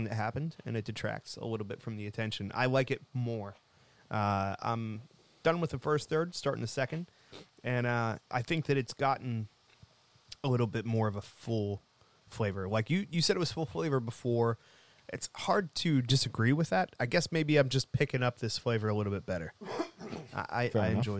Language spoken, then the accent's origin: English; Plum, Pennsylvania, United States; I grew up in Plum